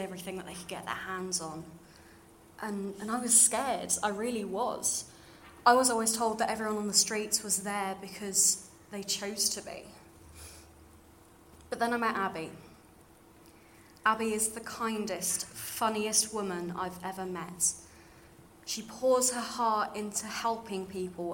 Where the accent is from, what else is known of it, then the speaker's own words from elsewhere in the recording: London, United Kingdom; accent: slightly RP; now in York, United Kingdom; you can probably tell from my slightly RP voice, I grew up in London